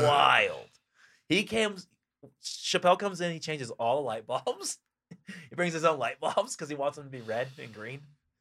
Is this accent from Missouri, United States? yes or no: yes; Missouri, United States; moved away; And I'm from Missouri.